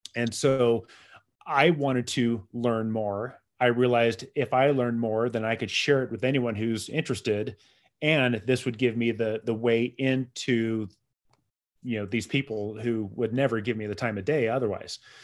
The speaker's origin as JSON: {"language": "English", "town": "San Diego", "region": "California", "country": "United States", "tie": "born or raised there", "said": "I grew up in San Diego"}